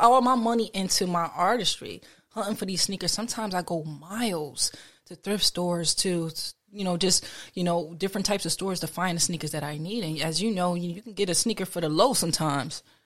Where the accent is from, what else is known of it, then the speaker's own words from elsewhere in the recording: Trenton, New Jersey, United States; in my hometown specifically, I've helped clean up the neighborhoods where I grew up at.